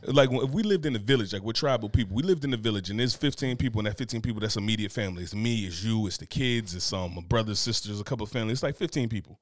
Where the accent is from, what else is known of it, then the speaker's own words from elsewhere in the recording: Newark, New Jersey, United States; I'm from Newark, you know what I'm saying? I'm from Brick City